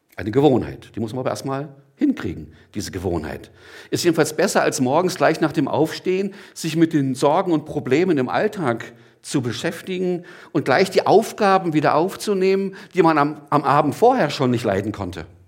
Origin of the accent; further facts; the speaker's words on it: Gottmadingen, Baden-Württemberg, Germany; now in Gelnhausen, Germany; ich komme aus Gottmardingen, bin jetzt in Gernhausen